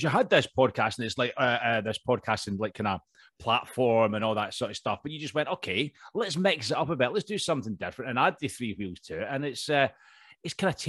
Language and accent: English; Scotland, United Kingdom; accent: Scottish; now in London, United Kingdom; I'm actually obviously Scottish, as you can tell, but I'm actually living in England. I'm down in London at the minute.